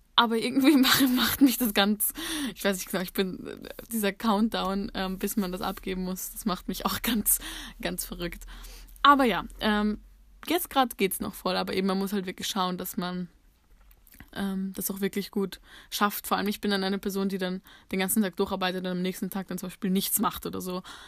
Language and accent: German; Austria; bei uns in Österreich